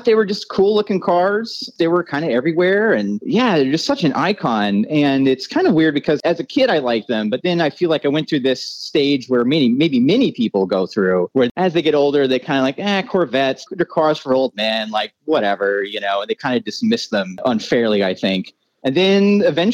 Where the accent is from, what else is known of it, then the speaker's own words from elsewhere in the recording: Iowa, United States; now in Los Angeles, United States; was born and raised in Iowa